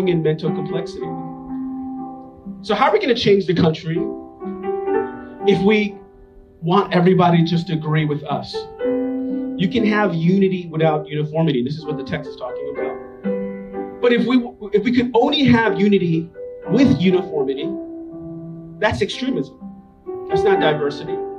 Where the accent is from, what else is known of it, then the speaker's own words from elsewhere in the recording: New York City, New York, United States; also born or lived in Staten Island; I grew up in Manhattan